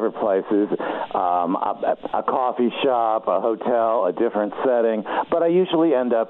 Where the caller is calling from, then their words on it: Tucson, Arizona, United States; I am in Tucson, Arizona.